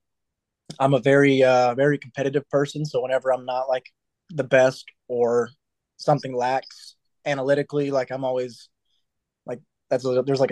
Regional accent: Atlanta, Georgia, United States; my hometown team

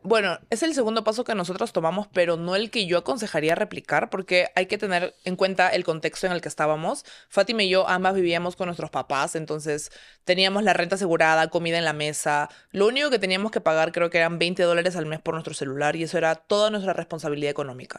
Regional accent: Peru; soy de Perú, tengo 30 años ya

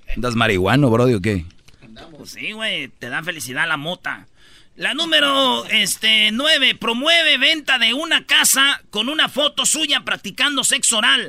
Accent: Mexico; somos los papás mexicanos

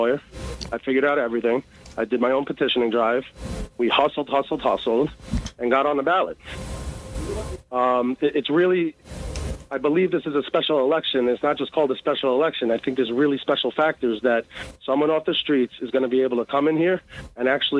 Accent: New York City, New York, United States; also born or lived in Maryland; I'm from Brooklyn, Brooklyn born and raised

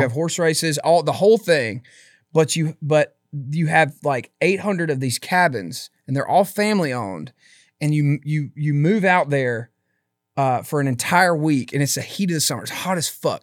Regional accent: Philadelphia, Mississippi, United States; moved away as an adult; I absolutely loved my hometown.

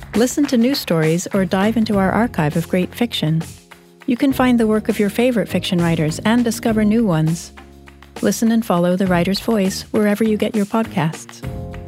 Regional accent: Jamaica; my childhood growing up in Jamaica

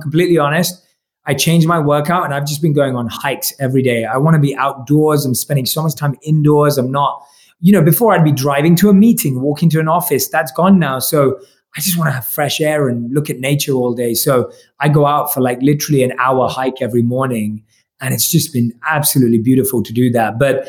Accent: India; Obviously, I'm Indian, so I usually love a good Indian vegetable curry

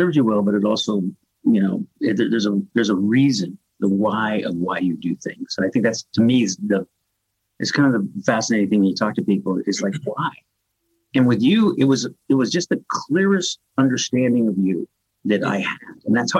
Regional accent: La Mesa, California, United States; I grew up in La Mesa, Barrio La Mesa.

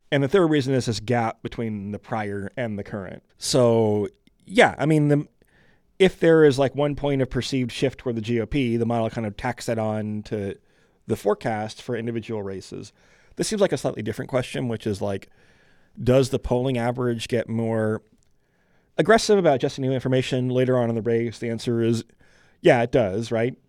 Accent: Michigan, United States; I grew up in Michigan

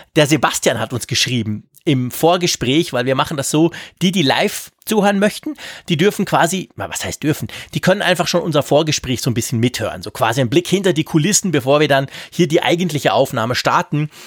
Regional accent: Switzerland; als Schweizer

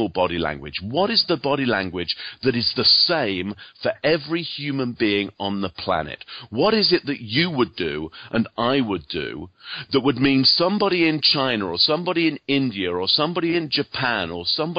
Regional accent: England, United Kingdom; moved away; as you can probably hear from my accent, I actually come from England originally.

